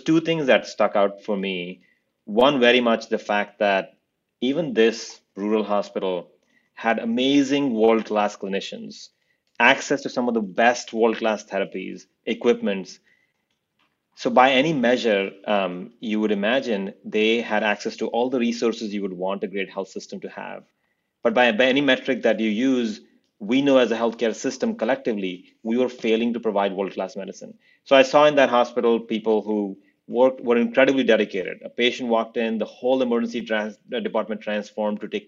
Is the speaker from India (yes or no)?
yes; India; now in United States; I grew up in India